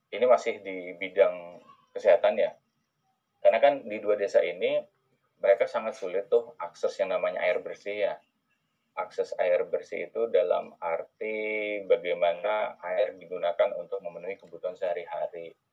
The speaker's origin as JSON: {"language": "Indonesian", "region": "Jambi", "country": "Indonesia", "moved": "yes", "said": "saya asal dari Jambi"}